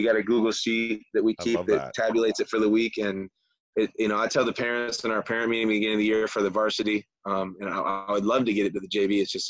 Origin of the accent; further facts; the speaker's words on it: Michigan, United States; also born or lived in Florida; I'm from Michigan originally, had a rough life, got to live in Michigan all summer, and got to live in Florida all winter.